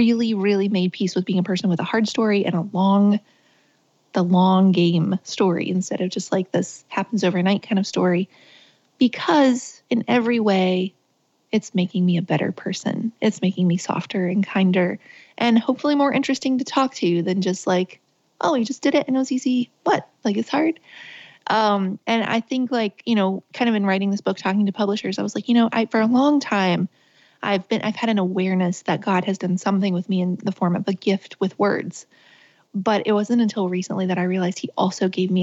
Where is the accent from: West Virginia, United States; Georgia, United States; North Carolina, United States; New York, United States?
West Virginia, United States; Richwood; I was born and raised in West Virginia. I grew up on the top of a mountain called Fenwick Mountain that kind of fed into the town, which was called Richwood.